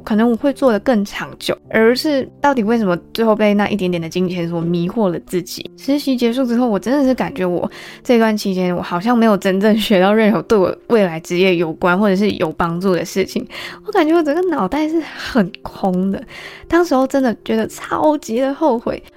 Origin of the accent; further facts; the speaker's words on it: Malaysia; also born or lived in Taiwan; 我们马来西亚人所知道的 part-time